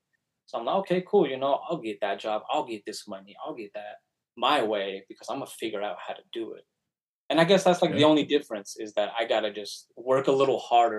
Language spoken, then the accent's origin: English; United States; also born or lived in Mexico; since I grew up here in the States, that's kind of like all I know.